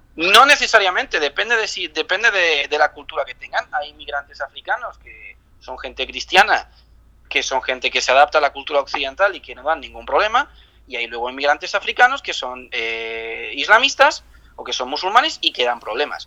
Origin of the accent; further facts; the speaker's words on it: Spain; como ciudadano español